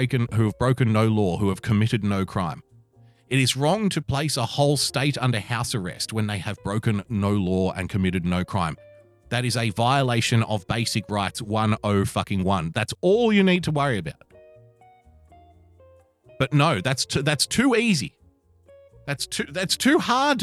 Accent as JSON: {"language": "English", "town": "Sydney", "region": "New South Wales", "country": "Australia", "said": "I'm from Sydney, so when I say hell, I say it"}